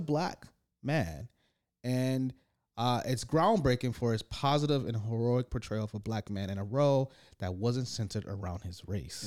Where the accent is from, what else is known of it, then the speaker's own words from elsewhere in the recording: East Side, Michigan, United States; I grew up in the East Side